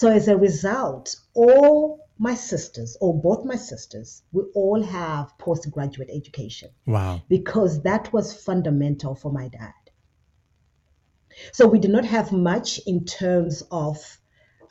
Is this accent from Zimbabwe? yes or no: yes; Zimbabwe; growing up in Zimbabwe